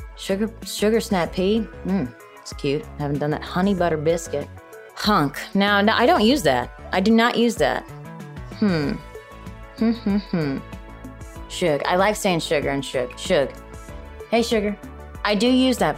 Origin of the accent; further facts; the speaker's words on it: Chicago, Illinois, United States; moved away; I'm originally from Chicago